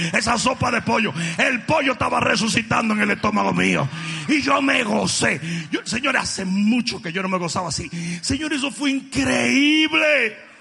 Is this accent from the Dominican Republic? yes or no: yes; Dominican Republic; cómo somos los dominicanos